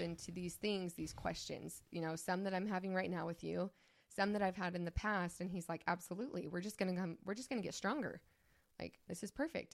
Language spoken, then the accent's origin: English; St. George, Utah, United States; I grew up in Saint George, Utah